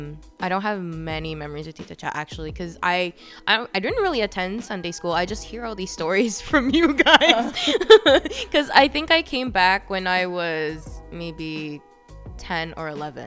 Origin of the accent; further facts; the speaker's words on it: Philippines; I'm 24. I am Filipino.